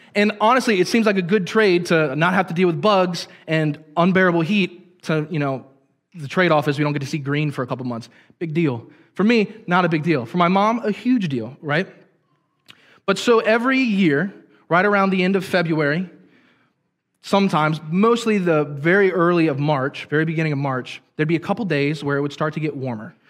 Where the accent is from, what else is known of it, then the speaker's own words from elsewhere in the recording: Hagerstown, Maryland, United States; I grew up in the Hagerstown area, which is about 30 minutes south of here